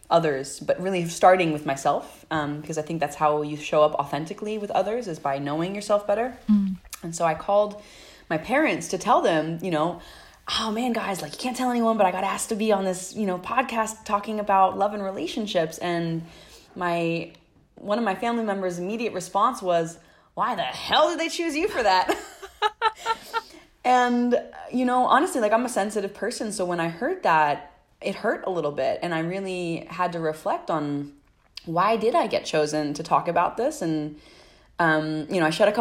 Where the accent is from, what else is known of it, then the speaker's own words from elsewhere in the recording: New Jersey, United States; now in Oakland, United States; I'm originally from New Jersey, but I'm calling from Oakland, California